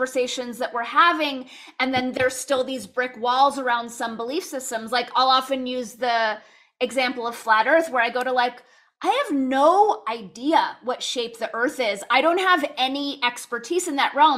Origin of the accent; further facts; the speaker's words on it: Los Angeles, California, United States; I grew up in Los Angeles where like in the San Fernando Valley, most everyone was Jewish